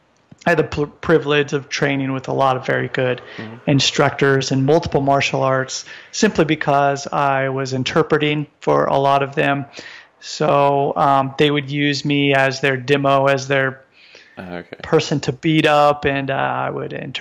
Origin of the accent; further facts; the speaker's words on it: United States; moved away as an adult; now in Japan; I'm originally from the United States.